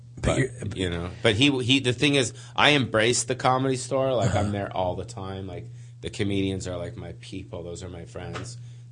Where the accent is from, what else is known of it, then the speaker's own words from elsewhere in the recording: Beverly Hills, California, United States; I'm a Jew from Beverly Hills.